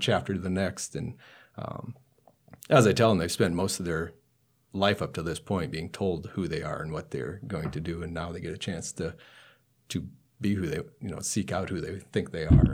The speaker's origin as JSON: {"language": "English", "area": "Burke County", "region": "North Dakota", "country": "United States", "tie": "born or raised there", "moved": "yes", "lives_now": "Nebraska, United States", "said": "the town I grew up in is in Burke County, North Dakota."}